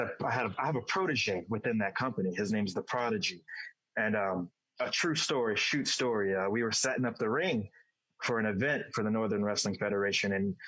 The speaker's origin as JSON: {"language": "English", "region": "Dubai", "country": "United Arab Emirates", "lives_now": "United States", "said": "because my origins is I'm from Dubai. I reside in Dubai. I live wherever I want. Obviously, I'm in the United States right now."}